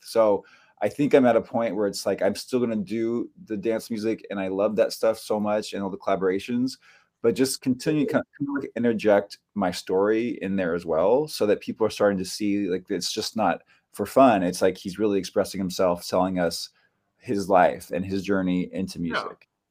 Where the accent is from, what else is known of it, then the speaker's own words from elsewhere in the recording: Bay Area, Northern California, United States; now in New York City, United States; I grew up in California. I grew up in the Bay Area, um, Northern California